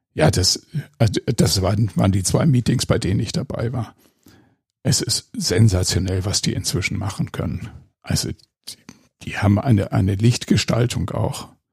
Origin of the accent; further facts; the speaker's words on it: Ennepetal, North Rhine-Westphalia, Germany; Also ich bin in Ennepetal zur Schule gegangen und habe in der Kludertstraße gewohnt, direkt um die Ecke von der Kluderthöhle